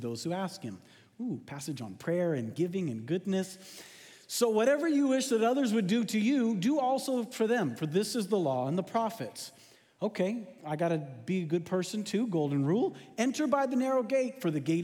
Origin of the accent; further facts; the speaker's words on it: West Coast, United States; now in Texas, United States; growing up on the West Coast